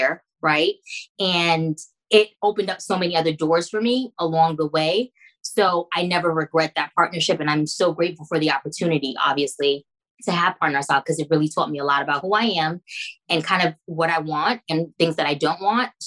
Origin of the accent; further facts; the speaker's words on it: New York City, New York, United States; also born or lived in Orlando / Haiti (ancestry); now in Miami, United States; I'm initially from Jamaica, Queens